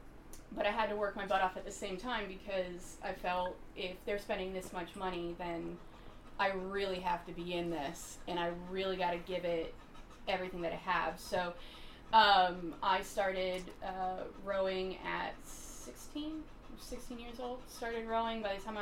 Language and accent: English; York, Pennsylvania, United States; also born or lived in Chicago / Georgia / Utah; I came down here from Pennsylvania. I came from an area called York, which is around the border of Lancaster, but that is not my first home.